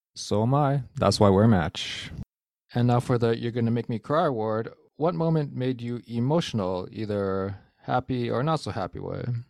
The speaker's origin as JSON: {"language": "English", "country": "Canada", "said": "As a Canadian"}